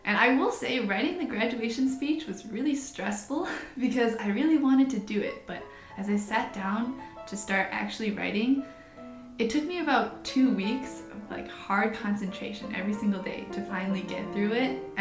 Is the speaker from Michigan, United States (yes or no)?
yes; Canton, Michigan, United States; I'm from Canton, Michigan, which is just outside of Ann Arbor, so it's not much of a big move for me.